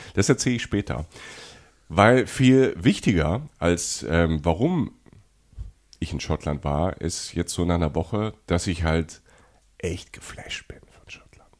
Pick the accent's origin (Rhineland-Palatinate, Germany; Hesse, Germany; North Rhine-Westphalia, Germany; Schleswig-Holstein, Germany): Rhineland-Palatinate, Germany; wie ich als Pfälzer